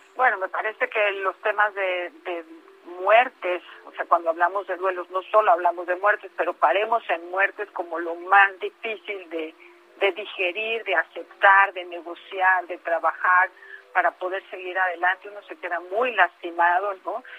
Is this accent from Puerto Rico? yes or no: no; Mexico; Como mexicanos